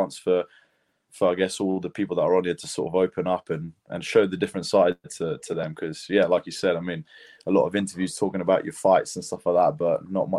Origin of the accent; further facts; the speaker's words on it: United Kingdom; accent: British; also born or lived in Lithuania; I was born in Lithuania. Actually, that's why I represent both, you know, Lithuania and Great Britain. But we moved here when I was 3 years old. So yeah, that's why, you know, I stand by born in Lithuania but bred in Britain